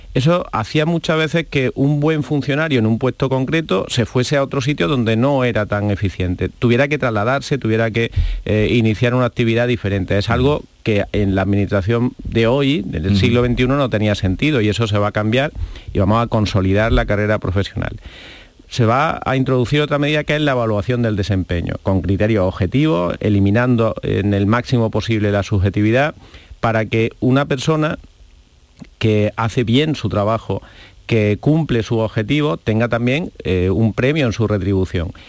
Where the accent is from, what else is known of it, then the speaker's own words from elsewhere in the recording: Andalusia, Spain; como andaluz me siento muy orgulloso